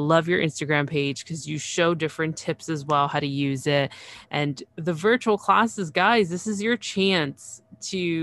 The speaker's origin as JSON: {"language": "English", "town": "Toronto", "region": "Ontario", "country": "Canada", "said": "I'm from Toronto"}